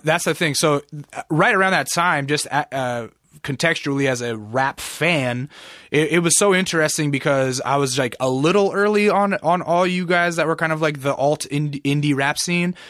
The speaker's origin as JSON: {"language": "English", "region": "Alaska", "country": "United States"}